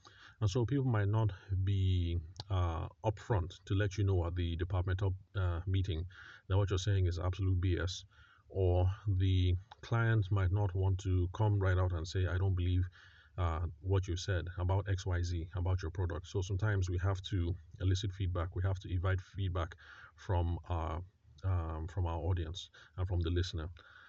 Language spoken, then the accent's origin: English; Benue, Nigeria; because I'm Tiv from the Middle Belt, Benue State, or North Central, depending on how some people like to call it